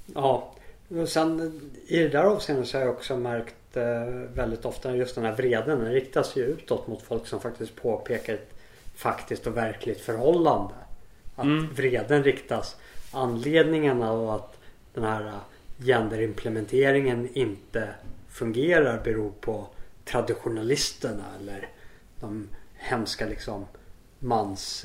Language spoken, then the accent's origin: Swedish; Sweden; moved away; also born or lived in South Africa; jag är hemma i Sverige igen